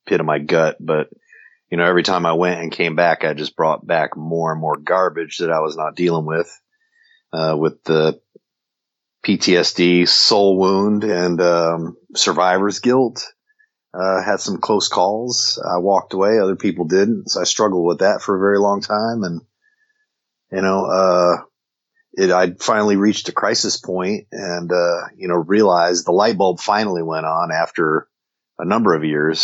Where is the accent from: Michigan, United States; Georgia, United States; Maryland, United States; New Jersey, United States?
New Jersey, United States; moved away as an adult; born and raised in New Jersey